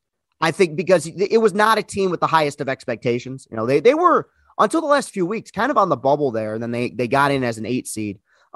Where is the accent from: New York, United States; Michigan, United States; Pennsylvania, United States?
Michigan, United States; Lansing; obviously, you know, growing up in Lansing, just thinking about the response and the way people would react